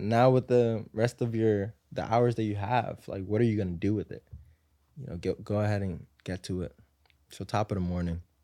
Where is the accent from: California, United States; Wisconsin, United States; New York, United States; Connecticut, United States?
New York, United States; New York City; I grew up in Harlem, um, you know, in, in the projects, like Section eight housing